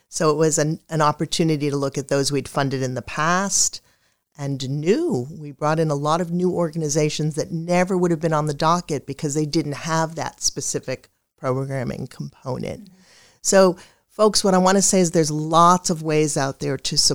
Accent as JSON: {"language": "English", "town": "Beverly", "region": "Massachusetts", "country": "United States", "tie": "born or raised there", "said": "my hometown. Yay!"}